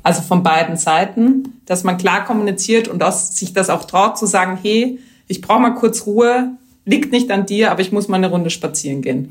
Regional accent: Vienna, Austria; moved away as an adult; now in Germany; ich komme ja aus der Wien-Region

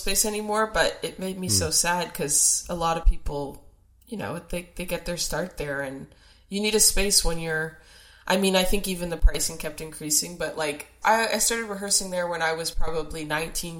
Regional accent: Toronto, Ontario, Canada; growing up in Toronto

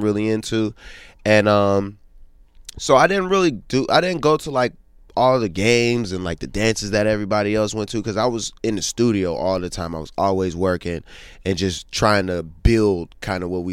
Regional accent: Pittsburgh, Pennsylvania, United States; moved away; also born or lived in New Orleans; growing up in Pittsburgh

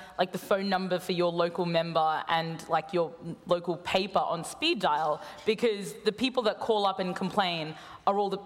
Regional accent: Queensland, Australia; my home state of Queensland

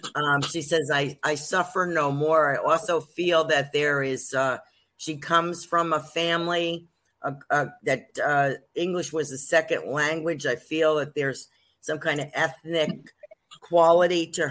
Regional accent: New Jersey, United States; accent: Jersey; also born or lived in New York; I'm from New York and New Jersey, and I really only speak Jersey

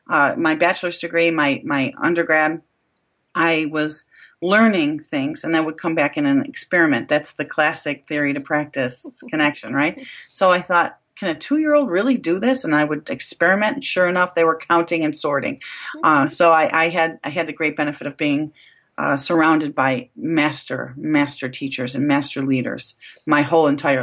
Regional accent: Buffalo, New York, United States; now in Rochester, United States; I moved here to Rochester from Buffalo, New York

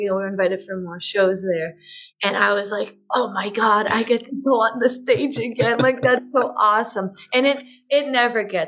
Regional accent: Boston, Massachusetts, United States; I'm from Boston

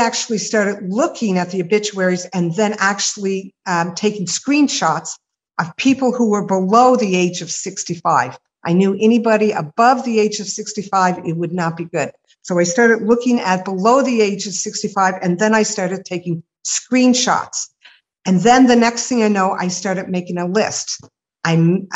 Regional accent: Nova Scotia, Canada

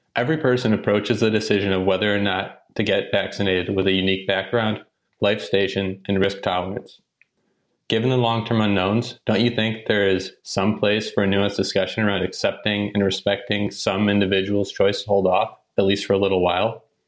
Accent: Arlington, Massachusetts, United States; I'm actually from Arlington, Massachusetts, a town right outside of Boston.

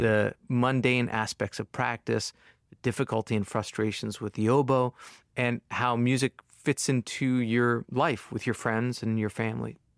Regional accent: Long Island, New York, United States; I'm also from Long Island

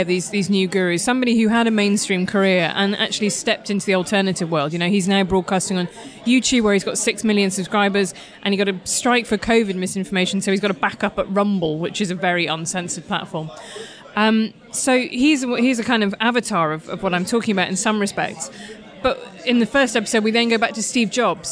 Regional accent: Midlands, United Kingdom; I'm not even really northern, I'm from the Midlands

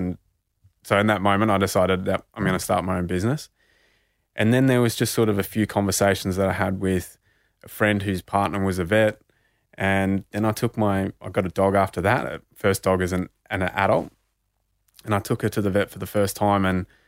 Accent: Bendigo, Victoria, Australia; because being Indigenous and growing up in Bendigo, you know, in the 90s and early 2000s, the only Indigenous people I saw succeeding were all sports people.

